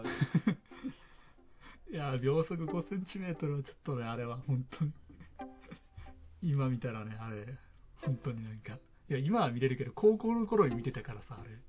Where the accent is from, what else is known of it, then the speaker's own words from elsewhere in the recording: Fukuoka, Japan; moved away; 俺の実家がちょうど福岡